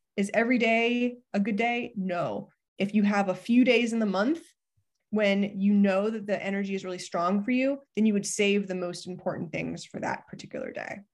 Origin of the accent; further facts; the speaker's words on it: Ohio, United States; I grew up in Ohio